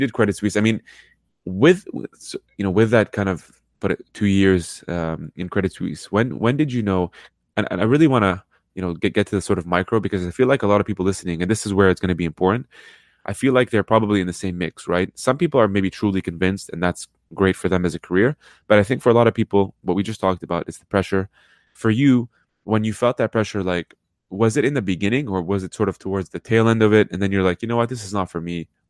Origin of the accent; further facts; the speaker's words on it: Lebanon; born there; also born or lived in Middle East; I'm, you know, born in Lebanon, lived in the Middle East half my life